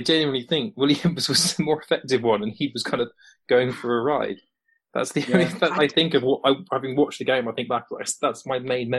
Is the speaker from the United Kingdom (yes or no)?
yes; England, United Kingdom; as an Englishman